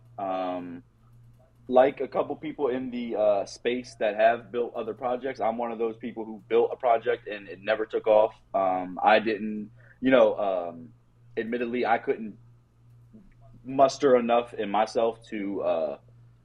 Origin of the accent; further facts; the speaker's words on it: Harrisburg, Pennsylvania, United States; I grew up in Harrisburg, PA, which really is like 25 minutes from every fucking city in PA